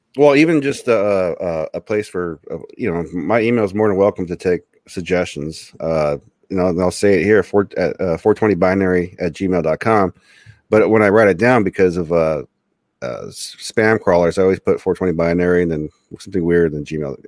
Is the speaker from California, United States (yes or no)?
yes; Osha, California, United States; I'm from Osha